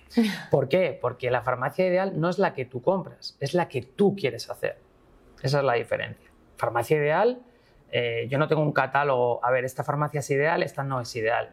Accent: Asturias, Spain; soy del norte, bueno, soy asturiano

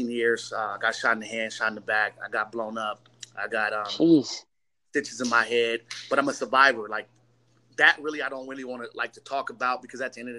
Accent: Long Beach, California, United States; I'm from Long Beach, California

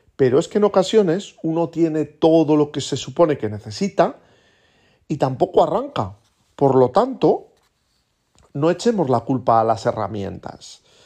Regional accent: Aragon, Spain; como buen aragonés

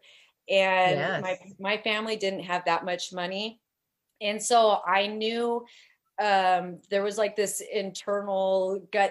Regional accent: Portland, Oregon, United States; I was born and raised here in Portland, Oregon, but my people, they come from Washke, Utah

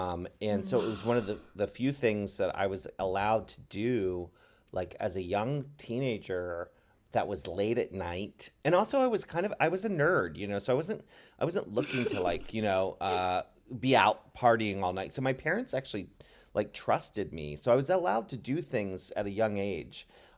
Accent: Maryland, United States; growing up in Maryland and going to Catholic school every day

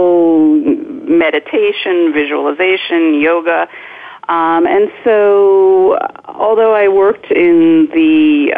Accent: New Jersey, United States; also born or lived in Boston / Miami / Fort Lauderdale / Hollywood, Florida; now in Kensington, Maryland, United States; I grew up in New Jersey, and I went to school in Boston, so it's not like I hadn't seen snow before.

